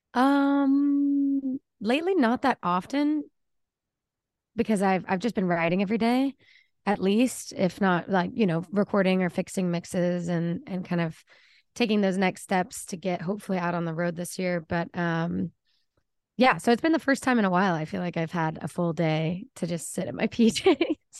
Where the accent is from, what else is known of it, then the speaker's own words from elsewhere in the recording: Plano, Texas, United States; moved away as an adult; also born or lived in Austin, Texas; now in Nashville, United States; I'm born and raised in Dallas, Texas, or outside of Dallas, Plano, Richardson area